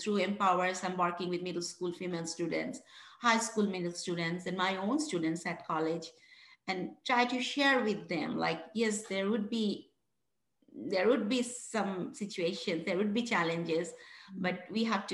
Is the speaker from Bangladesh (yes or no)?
yes; Bangladesh; moved away as an adult; now in West Virginia, United States; I'm originally from Bangladesh, one of the poorest country in the world